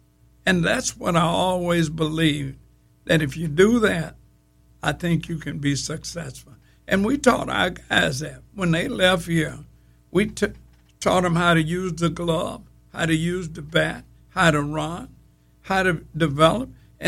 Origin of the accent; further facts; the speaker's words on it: Grambling, Louisiana, United States; When I went to Kansas State University, I told everybody, I'm from Grambling.